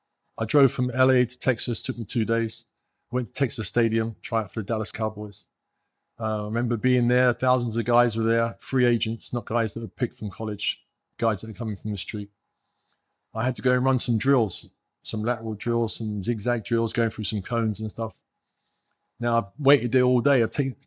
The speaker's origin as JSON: {"language": "English", "region": "England", "country": "United Kingdom", "tie": "born there", "moved": "yes", "lives_now": "United States", "said": "I was born here. I was born in England."}